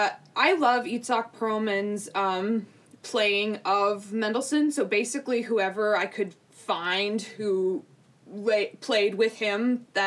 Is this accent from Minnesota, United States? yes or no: yes; Minneapolis, Minnesota, United States; also born or lived in Evanston, Illinois / Los Angeles, California; I do remember a little bit from L.A., but most of my, I definitely think of Minneapolis, Minnesota as my home, and this is where I've grown up.